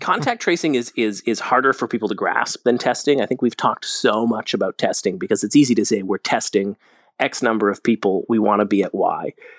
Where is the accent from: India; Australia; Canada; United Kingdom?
Canada; Calgary, Alberta; now in Toronto, Canada; I'm from Alberta. I'm from Calgary.